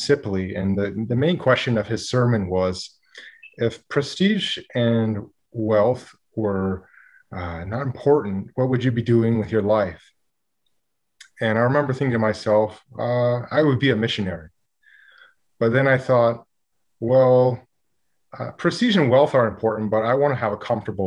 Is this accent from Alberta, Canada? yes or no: no; Timmins, Ontario, Canada; moved away as an adult; also born or lived in Victoria, British Columbia; now in Burnaby, Canada; I grew up in Northern Ontario in a small town called Timmins